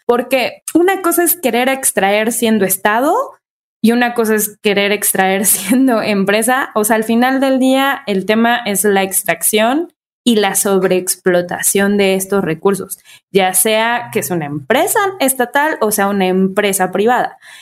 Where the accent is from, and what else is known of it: Mexico